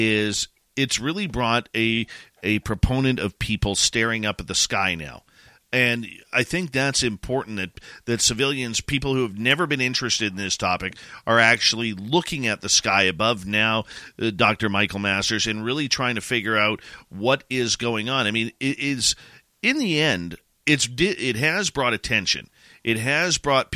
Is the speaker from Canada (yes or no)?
yes; Canada; myself being Canadian